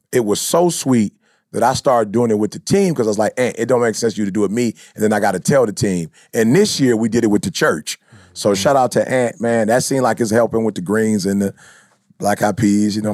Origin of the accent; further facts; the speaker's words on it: Chicago, Illinois, United States; I'm from Chicago.